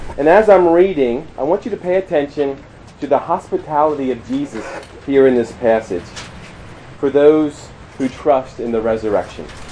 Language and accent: English; Maryland, United States; moved away as an adult; also born or lived in Shippensburg, Pennsylvania / St. Louis, Missouri / Columbia, Missouri; I grew up in Maryland, and uh, not in a Christian home